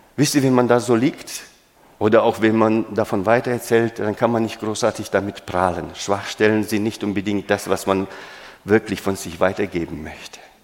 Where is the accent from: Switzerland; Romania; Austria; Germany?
Romania; moved away; Ich bin in Rumänien geboren